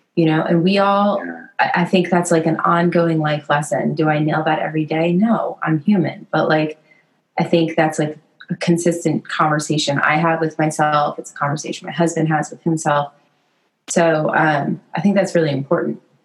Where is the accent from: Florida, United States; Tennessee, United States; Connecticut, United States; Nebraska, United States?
Connecticut, United States; I grew up in the Northeast in Connecticut